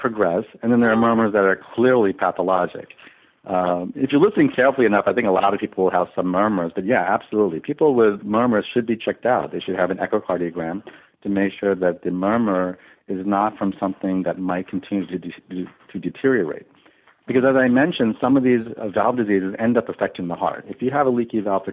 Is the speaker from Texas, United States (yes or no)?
no; Long Island, New York, United States; I was born and raised in Long Island